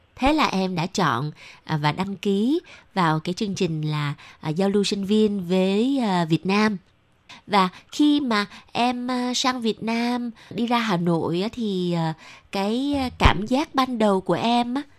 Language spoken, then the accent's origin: Vietnamese; Southern Vietnam, Vietnam; accent: southern; chị là giọng ở Nạnh Phan ở miền Nam